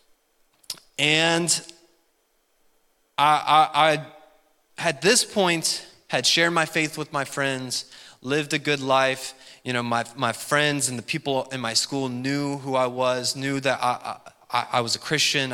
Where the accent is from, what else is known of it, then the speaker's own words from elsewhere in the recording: West Virginia, United States; I, you know, grew up in good old West by God, Virginia